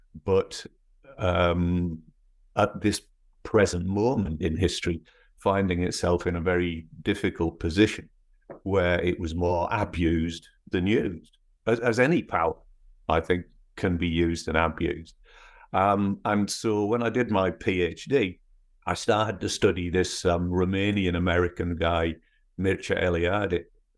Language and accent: English; North East England, United Kingdom; accent: northeast English; moved away as an adult; also born or lived in Scotland / Edinburgh; now in United States; I was actually born in Scotland, but my parents moved to the northeast of England when I was four. And then I went back to university in Edinburgh when I was 18. So my accent is actually more northeast English